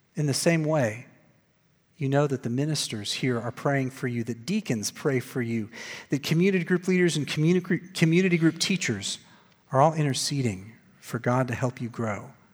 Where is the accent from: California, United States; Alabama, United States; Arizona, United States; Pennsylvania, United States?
Arizona, United States; Glendale; I was working at the church that I grew up in in Glendale, Arizona